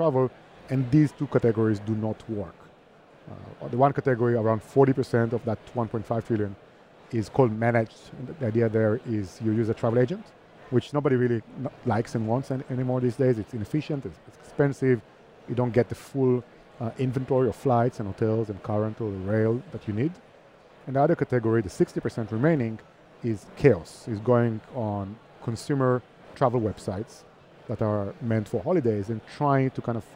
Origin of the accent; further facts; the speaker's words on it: Herzliya, Tel Aviv District, Israel; moved away as an adult; now in Barcelona, Spain; I'm from Israel, from Herzliya, which is next to Tel Aviv